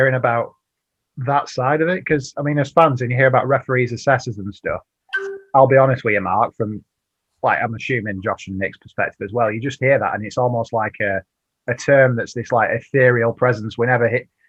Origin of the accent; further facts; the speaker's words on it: Burnley, North West England, United Kingdom; now in Chesterfield, United Kingdom; I'm from Burnley, but I live in Chesterfield.